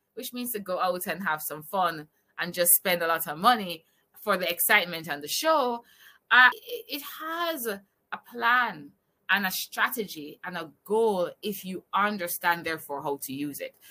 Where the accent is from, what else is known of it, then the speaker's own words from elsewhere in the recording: Jamaica; I'm from Jamaica